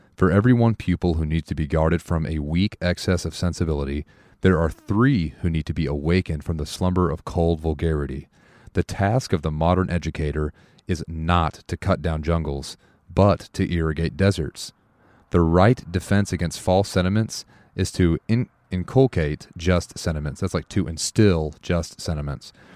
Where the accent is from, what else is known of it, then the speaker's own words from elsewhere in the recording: United States; as an American